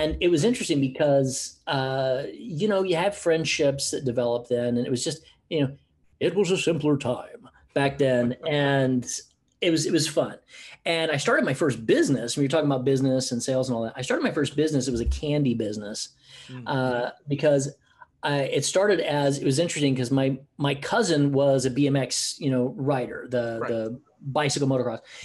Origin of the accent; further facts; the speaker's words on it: United States; moved away as an adult; also born or lived in Oklahoma / Houston, Texas / Los Angeles, California; now in Gold Coast, Australia; I grew up in Oklahoma and Houston.